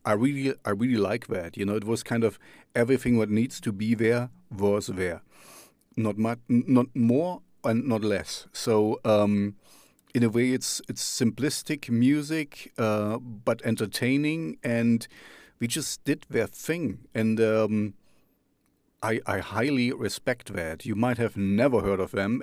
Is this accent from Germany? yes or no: yes; East Germany, Germany; I grew up in the East, uh, behind, in the Russian zone, behind the Iron Curtain.